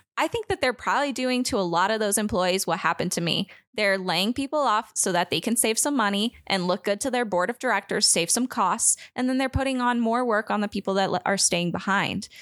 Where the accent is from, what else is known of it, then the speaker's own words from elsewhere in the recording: United States; I'm an American